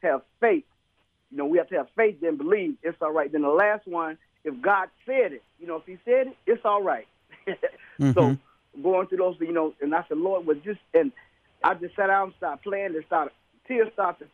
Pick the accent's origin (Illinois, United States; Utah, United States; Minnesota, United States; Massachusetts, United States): Illinois, United States; Chicago; I'm from Chicago